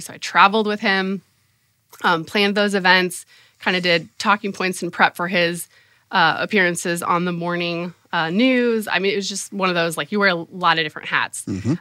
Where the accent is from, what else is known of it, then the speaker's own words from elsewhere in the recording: San Diego, California, United States; moved away as an adult; also born or lived in Oxford, Ohio / Indiana; I grew up in San Diego, California